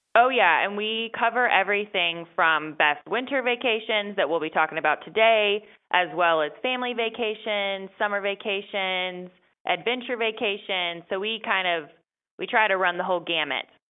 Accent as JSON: {"language": "English", "region": "North Carolina", "country": "United States", "tie": "born or raised there", "moved": "as an adult", "lives_now": "Washington, D.C., United States", "said": "I was raised in North Carolina"}